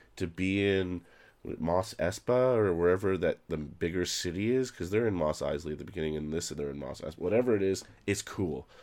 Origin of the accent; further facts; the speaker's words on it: Canada; now in Toronto, Canada; I'm a Canadian, yes.